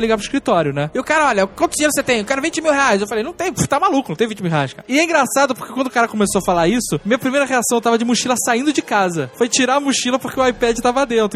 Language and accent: Portuguese; Rio de Janeiro, Brazil; now in Curitiba, Brazil; eu sou carioca